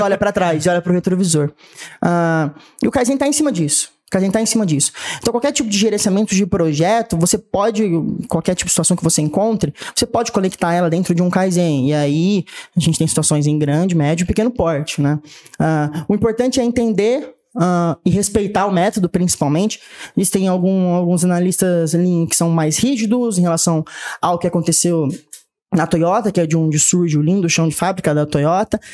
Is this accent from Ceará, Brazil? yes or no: no; Catanduva, São Paulo, Brazil; moved away as an adult; also born or lived in Ribeirão Preto; now in Franca, Brazil; Sou natural de Ribeirão Preto, mas cresci e morei grande parte da minha vida em Catanduva